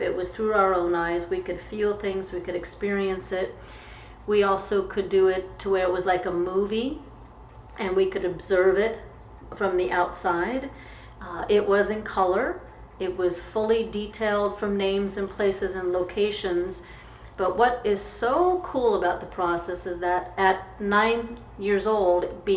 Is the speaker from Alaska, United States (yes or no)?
yes; Anchorage, Alaska, United States; I grew up in Alaska. I grew up in Anchorage, Alaska